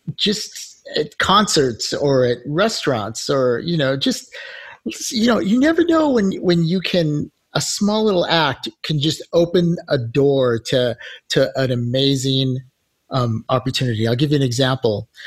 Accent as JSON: {"language": "English", "country": "United States", "said": "we're from America"}